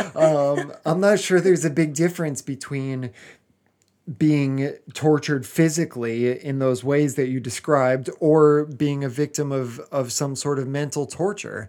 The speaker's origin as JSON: {"language": "English", "country": "United States", "moved": "yes", "lives_now": "England", "said": "I'm still an American"}